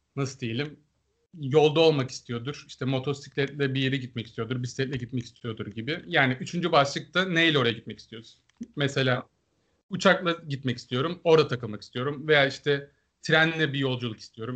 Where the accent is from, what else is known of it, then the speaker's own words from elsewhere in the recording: Aegean Region, Turkey; ben öncelikle bir Egeli olarak